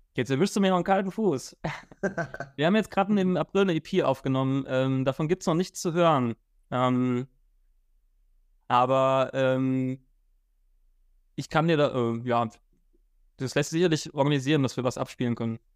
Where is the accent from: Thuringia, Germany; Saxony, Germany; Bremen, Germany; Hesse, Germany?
Hesse, Germany; Frankfurt; ich komme ja aus Frankfurt, ich wohne auch in Frankfurt